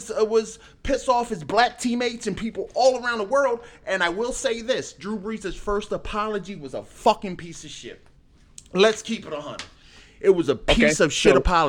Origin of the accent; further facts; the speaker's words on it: Philadelphia, Pennsylvania, United States; I'm from Philly. I speak aggressively